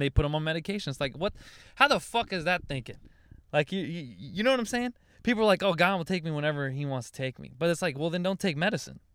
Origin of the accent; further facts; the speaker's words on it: Louisiana, United States; also born or lived in Dallas; now in Los Angeles, United States; I'm from Louisiana